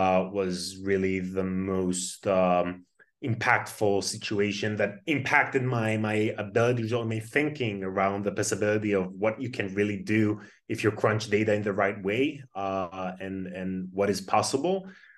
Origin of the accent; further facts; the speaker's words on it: Tel Aviv, Tel Aviv District, Israel; born and raised in Tel Aviv. I started my career in A200, which is the intelligence unit in Israel